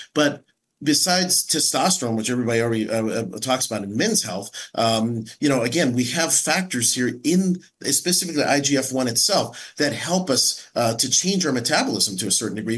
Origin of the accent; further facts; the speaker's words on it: San Francisco, California, United States; As a as a Chinese American, I was raised in San Francisco